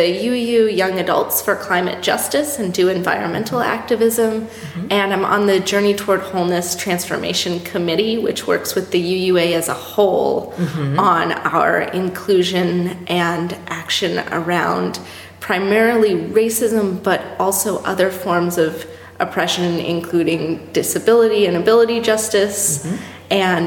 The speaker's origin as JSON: {"language": "English", "town": "Denver", "region": "Colorado", "country": "United States", "tie": "born or raised there", "said": "I'm from Denver, Colorado, born nice. And raised"}